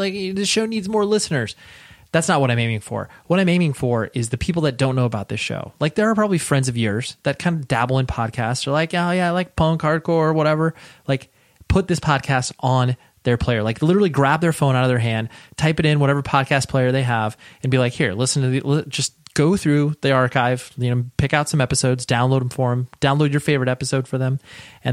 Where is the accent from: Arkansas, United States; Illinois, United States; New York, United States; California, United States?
California, United States; Southern; I'm from Southern California